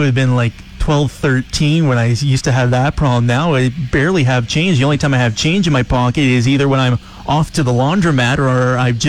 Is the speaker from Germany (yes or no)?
no; Calgary, Alberta, Canada; me growing up in Calgary, which population is bigger than all of Saskatchewan's combined.